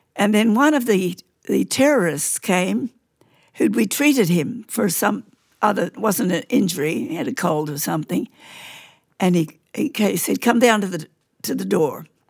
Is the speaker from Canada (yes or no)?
no; Queensland, Australia; I grew up in Queensland